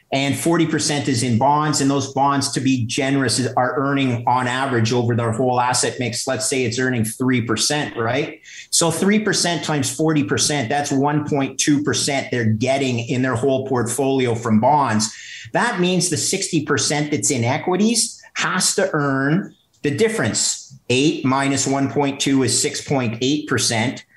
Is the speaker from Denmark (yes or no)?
no; Canada; as a Canadian